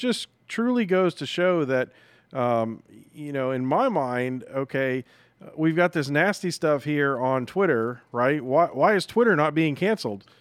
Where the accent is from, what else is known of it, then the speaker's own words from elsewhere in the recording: New England, United States; moved away; I grew up in New England